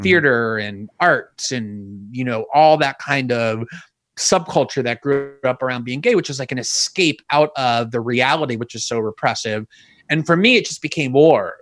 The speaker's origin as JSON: {"language": "English", "region": "South Florida", "country": "United States", "tie": "born or raised there", "also_born_or_lived": "New York", "said": "it was South Florida. It was South Florida huh. actually where I grew up. I was born in New York and, and moved okay. as an infant to like a South Florida suburb"}